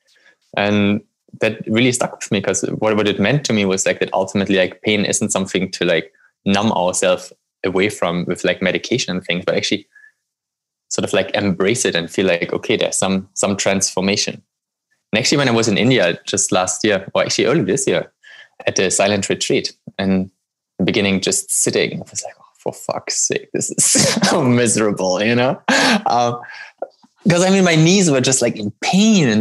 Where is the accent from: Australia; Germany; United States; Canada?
Germany; moved away; I grew up in Germany